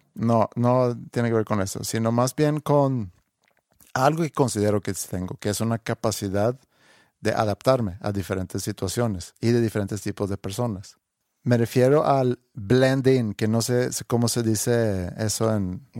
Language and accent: Spanish; Sweden; Spanish is a second language; now in Mexico; ya le digo, de Suecia